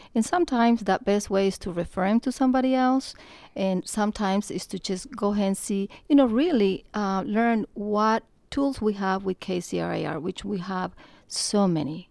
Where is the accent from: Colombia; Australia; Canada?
Colombia; moved away; I am from Colombia, South America. I have been here thirty-seven years